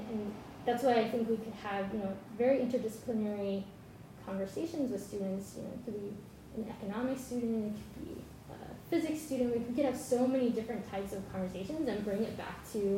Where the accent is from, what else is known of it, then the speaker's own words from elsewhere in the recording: Dallas-Fort Worth area, Texas, United States; moved away; I'm originally from Texas, and from where I lived, there's a lot of pavement, a lot of highways, not a whole lot else going on. So I'm from the Dallas-Fort Worth area.